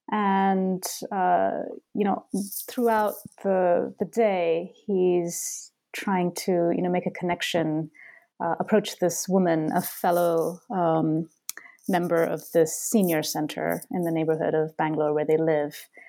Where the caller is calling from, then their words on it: Boston, Massachusetts, United States; Boston, where I live. Um, I'm in my uh, house right now in a quiet corner.